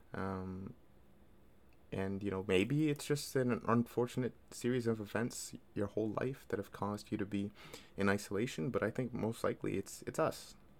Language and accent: English; Toronto, Ontario, Canada; I'm from Toronto